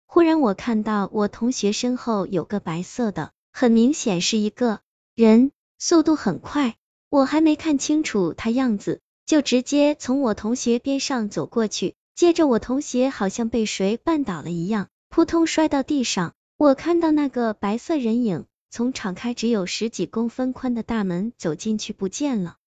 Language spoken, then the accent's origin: Chinese; Pucheng, Fujian, China; also born or lived in Shipi; 初二那年，我爸爸去世了，我妈妈带着我和我弟弟从石皮搬回了城里。那时候我家住在城关一条叫文化弄的小街巷里，这条小巷子的后面就是浦城二中，再往外走经过一座基督教堂，就到热闹的民主路了